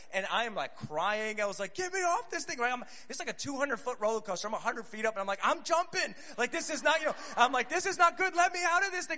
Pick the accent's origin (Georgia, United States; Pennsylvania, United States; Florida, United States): Pennsylvania, United States; Scranton; moved away as an adult; now in Tulsa, United States; I live in Tulsa, Oklahoma, but I'm originally from Scranton, Pennsylvania.